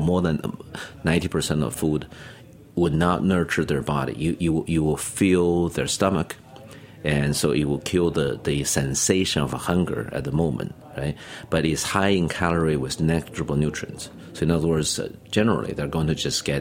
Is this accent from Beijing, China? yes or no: yes; Beijing, China; moved away as an adult; now in New York, United States; I grew up in Beijing